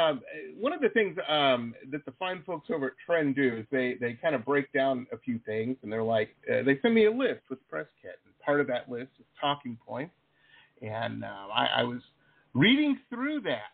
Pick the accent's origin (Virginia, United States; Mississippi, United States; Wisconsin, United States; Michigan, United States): Michigan, United States; Detroit; moved away; also born or lived in Las Vegas; I grew up in Detroit